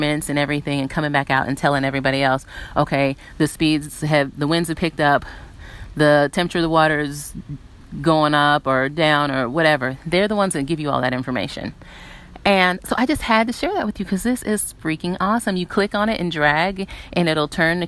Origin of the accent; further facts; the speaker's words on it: South Carolina, United States; I grew up in South Carolina and hurricanes happened often